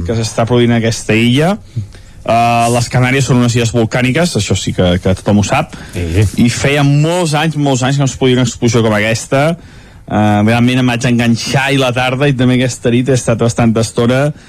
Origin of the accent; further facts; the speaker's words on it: Sant Feliu de Codines, Catalonia, Spain; del nostre poble, del meu poble, de Sant Feliu